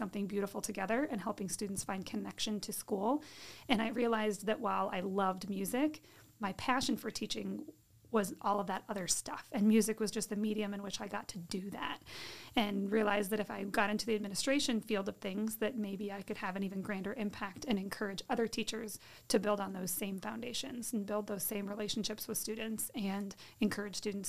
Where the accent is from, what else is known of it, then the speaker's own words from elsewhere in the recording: Fulton, Illinois, United States; also born or lived in Orion, Illinois; I grew up in Fulton, Illinois